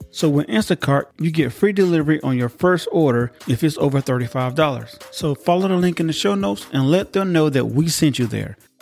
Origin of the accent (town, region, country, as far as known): United States